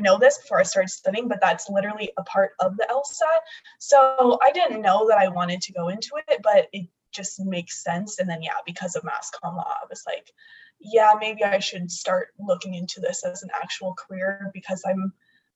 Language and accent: English; Arizona, United States; growing up in Arizona